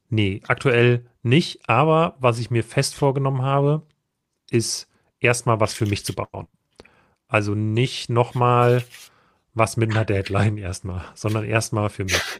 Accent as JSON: {"language": "German", "region": "Saxony", "country": "Germany", "said": "Ich bin Erzgebirgler und kann sagen, es dreht sich richtig rum."}